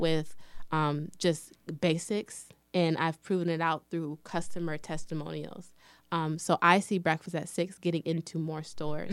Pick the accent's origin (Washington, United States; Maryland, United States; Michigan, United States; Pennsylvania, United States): Michigan, United States; Lansing; also born or lived in Detroit, Michigan; I was actually born and raised in Lansing, Michigan